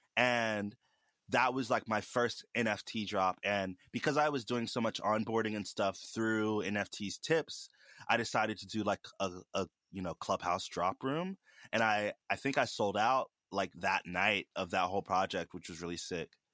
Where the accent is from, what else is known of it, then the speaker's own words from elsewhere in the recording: Charleston, South Carolina, United States; I'm from Charleston, South Carolina.